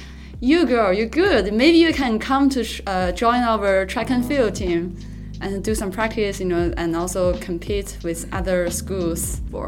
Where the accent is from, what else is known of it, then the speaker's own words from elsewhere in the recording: Shijiazhuang, Hebei, China; now in Shanghai, China; I'm originally from Hebei province, Shijiazhuang city.